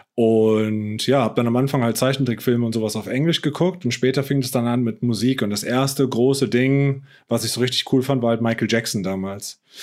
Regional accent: Heppenheim, Hesse, Germany; in Heppenheim, wo ich herkomme aus dem Ort

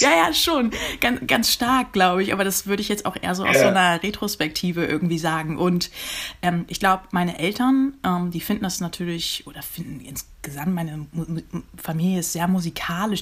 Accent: Uelzen, Lower Saxony, Germany; moved away; also born or lived in Wendland / Hannover / Groningen / Los Angeles; Ich bin in Uelzen geboren und in der Nähe von Uelzen groß geworden

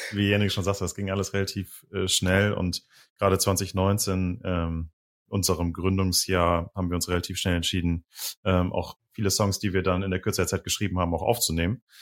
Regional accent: Düsseldorf, North Rhine-Westphalia, Germany; now in Bremen, Germany; Ich komme halt ursprünglich aus Düsseldorf

